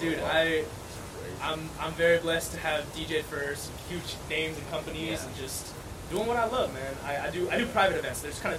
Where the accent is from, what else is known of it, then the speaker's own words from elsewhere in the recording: Daly City, California, United States; I'm from Daly City, California, which is right next to San Francisco.